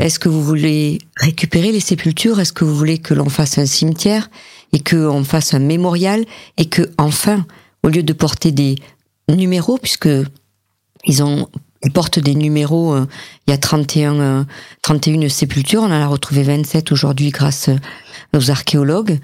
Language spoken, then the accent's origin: French; Montpellier, Occitania, France; je suis montpelliéraine